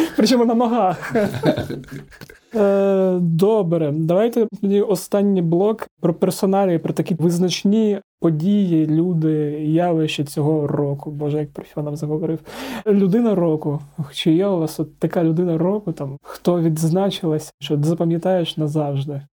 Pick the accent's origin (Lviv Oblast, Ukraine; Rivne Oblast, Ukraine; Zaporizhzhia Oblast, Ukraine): Zaporizhzhia Oblast, Ukraine; Zaporizhzhia; now in Kyiv, Ukraine; Я ж з Запоріжжя